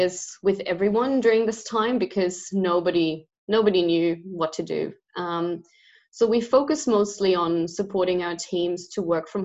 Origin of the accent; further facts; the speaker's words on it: Germany; now in Australia; I'm originally from Germany, but I've lived, studied and worked in a lot of different countries before I've ended up in Australia